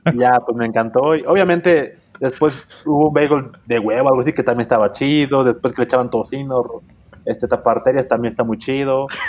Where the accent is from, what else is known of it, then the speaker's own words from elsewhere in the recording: Izúcar de Matamoros, Puebla, Mexico; now in Puebla, Mexico; donde yo soy, de Izúcar de Matamoros.